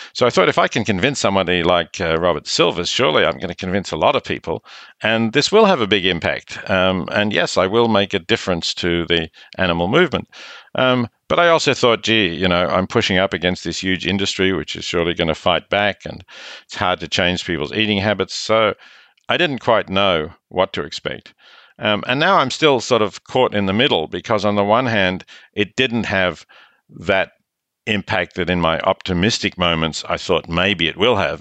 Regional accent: Australia; accent: Australian; I'm Australian, as your listeners can hear

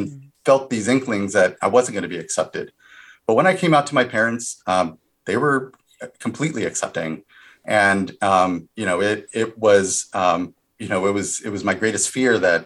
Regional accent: California, United States; also born or lived in Washington, D.C.

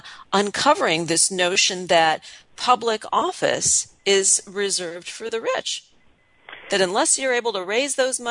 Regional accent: United States; the liberties that I as an American have

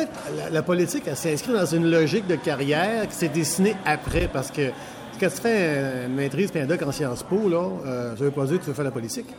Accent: Quebec City, Quebec, Canada; now in Saint-Bruno-de-Montarville, Canada; je suis né à Québec, je reste à Saint-Bruno, je suis québécois, francophone

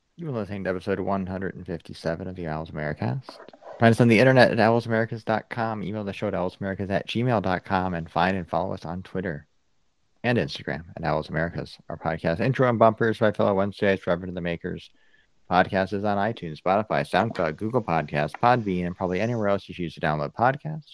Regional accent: outside Hartford, Connecticut, United States; I grew up just outside of Hartford

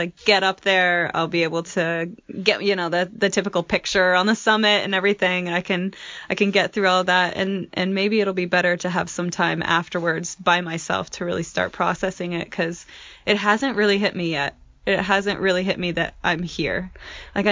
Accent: Marshalltown, Iowa, United States; moved away; also born or lived in Grand Teton National Park, Wyoming; I'm originally from Marshalltown, Iowa, and most recently I was living and working in Grand Teton National Park, Wyoming.

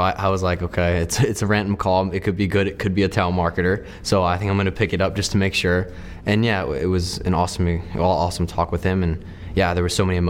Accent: Medford, New Jersey, United States; I grew up in Medford, New Jersey, a pretty small town. Everybody knows each other, and yeah, I mean, it's a pretty big soccer town

